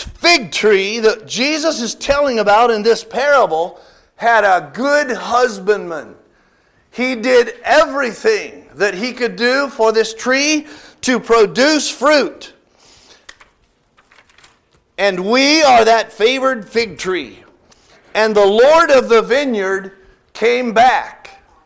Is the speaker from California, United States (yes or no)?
yes; California, United States; moved away; I'm from California. I remember that Hanford sandy loam out there